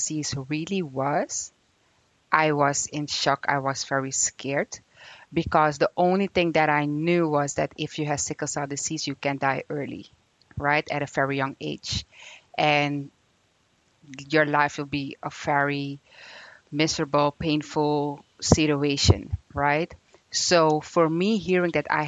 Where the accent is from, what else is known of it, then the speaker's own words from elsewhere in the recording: Suriname; moved away; I'm from Suriname, which is in South America, the most beautiful country in South America